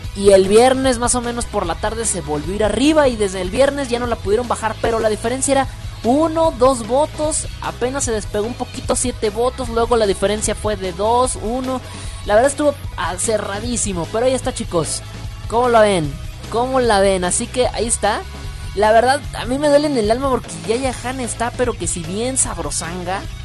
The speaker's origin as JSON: {"language": "Spanish", "region": "northern Mexico", "country": "Mexico", "accent": "norteño", "said": "Me escuchas muy norteño, mira nada más. Es que yo soy norteño"}